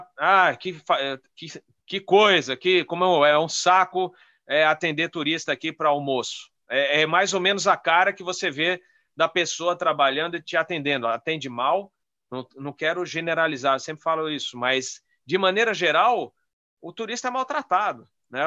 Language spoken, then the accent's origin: Portuguese; São Paulo, Brazil; moved away as an adult; now in Rio Grande do Sul, Brazil; Eu moro aqui no Rio Grande do Sul, sou paulistano, mas moro há cinco anos aqui.